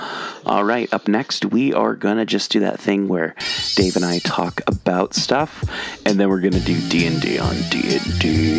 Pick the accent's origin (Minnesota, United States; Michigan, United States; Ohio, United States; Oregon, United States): Oregon, United States; Portland; I grew up in Portland